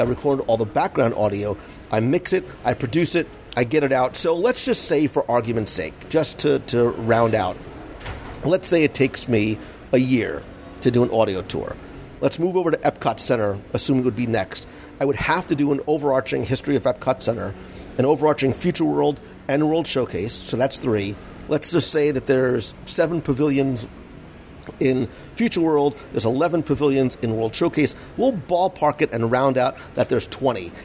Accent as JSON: {"language": "English", "town": "Plainfield", "region": "New Jersey", "country": "United States", "tie": "born or raised there", "said": "I grew up in Plainfield, New Jersey"}